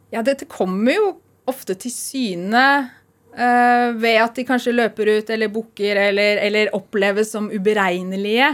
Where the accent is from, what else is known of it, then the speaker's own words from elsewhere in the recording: Oslo, Norway; moved away as an adult; also born or lived in Iceland; now in Tynset, Norway; jeg kommer fra Oslo opprinnelig